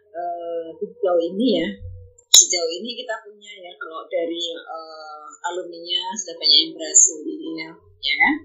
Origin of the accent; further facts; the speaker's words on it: Sulawesi, Indonesia; saya dari Sulawesi